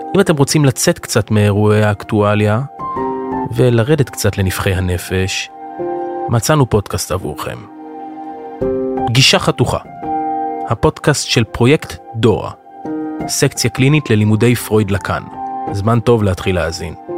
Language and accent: Hebrew; Jerusalem, Jerusalem District, Israel; אנחנו ירושלמים